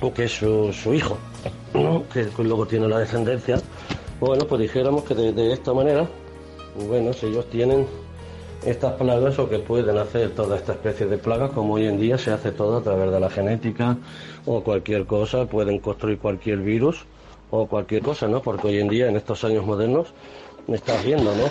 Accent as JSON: {"language": "Spanish", "country": "Spain", "said": "como español que me considero"}